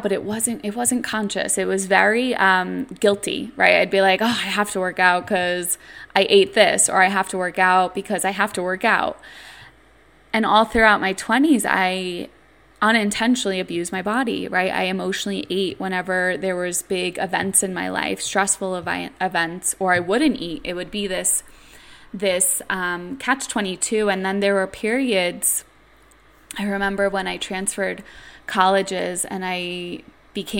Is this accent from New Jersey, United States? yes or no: no; New York City, New York, United States; I grew up in New York City